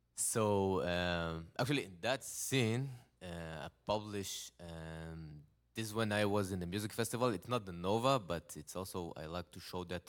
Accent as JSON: {"language": "English", "country": "Israel", "second_language": "English", "said": "I'm from Israel. I'm living in a nice town. It's called Netanya."}